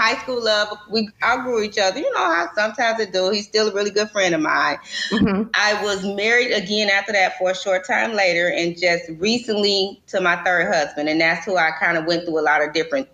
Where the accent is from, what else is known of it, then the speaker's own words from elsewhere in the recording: Detroit, Michigan, United States; I am from Detroit